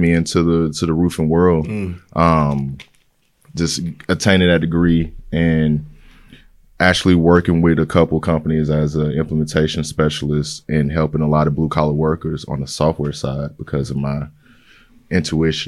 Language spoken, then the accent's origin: English; Dallas, Texas, United States; moved away as an adult; now in Houston, United States; I'm originally from Dallas, Texas, and come from a small town in South Dallas, Holland Hills